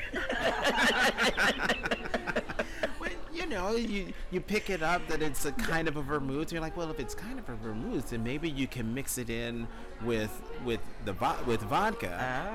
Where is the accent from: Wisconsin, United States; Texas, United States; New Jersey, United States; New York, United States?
New Jersey, United States; Newark; also born or lived in North Plainfield, New Jersey / Hazlet, New Jersey; I grew up in Newark until I was 10. Then we moved to North Plainfield.